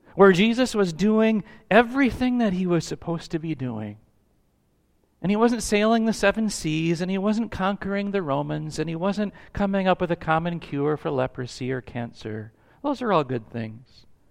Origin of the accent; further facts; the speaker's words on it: United States; we value as American citizens